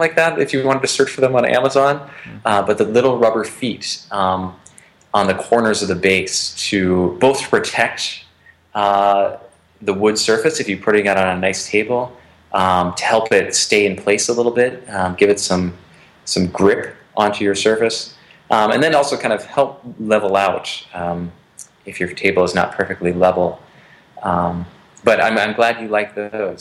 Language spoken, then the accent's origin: English; northern Wisconsin, United States; moved away; contributing to the economy in my hometown